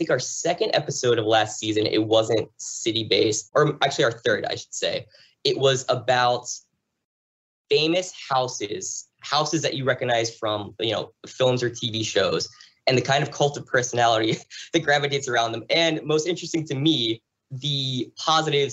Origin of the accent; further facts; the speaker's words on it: Red Bank, New Jersey, United States; also born or lived in Pittsburgh, Pennsylvania; I grew up in New Jersey, in Springsteen country, Jersey Shore